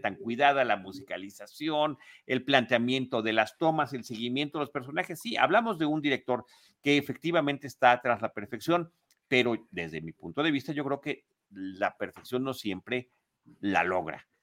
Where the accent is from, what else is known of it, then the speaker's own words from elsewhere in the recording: Mexico City, Mexico; yo como chilango